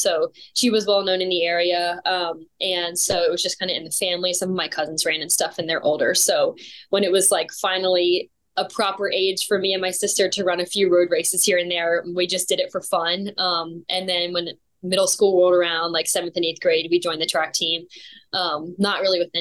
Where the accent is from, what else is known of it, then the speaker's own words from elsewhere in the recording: York, Pennsylvania, United States; moved away as an adult; also born or lived in Tennessee; now in Texas, United States; I'm originally from York, Pennsylvania, and I moved to Tennessee in 2019 for school at Lee